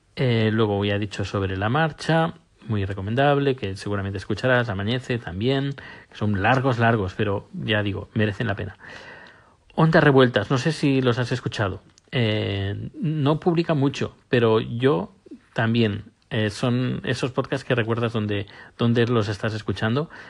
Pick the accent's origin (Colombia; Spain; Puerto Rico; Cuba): Spain; now in Sweden; mi pasaporte español, es decir, como español viviendo, residiendo en, Suecia